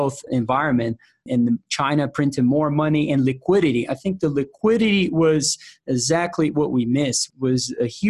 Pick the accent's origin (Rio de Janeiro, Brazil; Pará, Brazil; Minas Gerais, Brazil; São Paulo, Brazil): São Paulo, Brazil; English is a second language; moved away as an adult; now in United States; I was born and raised in Brazil